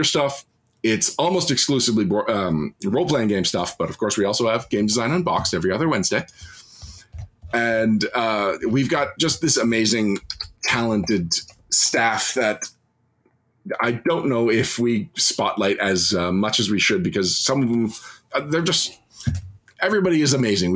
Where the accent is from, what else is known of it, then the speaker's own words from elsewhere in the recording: Canada; as a Canadian